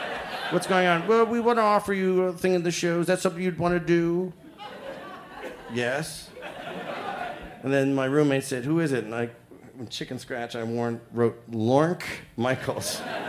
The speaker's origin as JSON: {"language": "English", "town": "Toronto", "region": "Ontario", "country": "Canada", "said": "Now, I'm from Toronto, and I'm like, what the fuck is that?"}